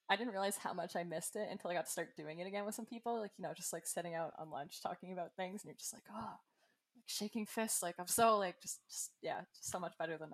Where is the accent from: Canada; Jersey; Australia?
Canada; I'm Canadian. We don't have Trader Joe's here.